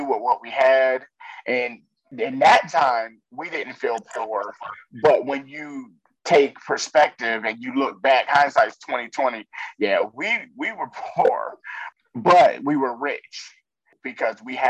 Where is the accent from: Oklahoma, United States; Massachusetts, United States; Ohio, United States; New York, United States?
New York, United States; we grew up Black in New York and poor